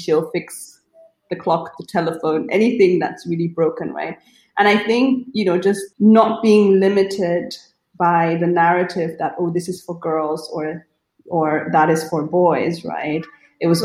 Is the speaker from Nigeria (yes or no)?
yes; Nigeria; moved away as an adult; also born or lived in Germany; I grew up in Nigeria, right? So even though I went to a German school in Nigeria, it was still home